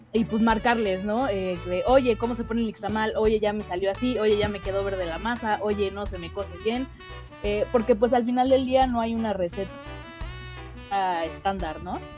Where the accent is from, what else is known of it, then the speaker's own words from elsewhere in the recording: Mexico; como mexicanos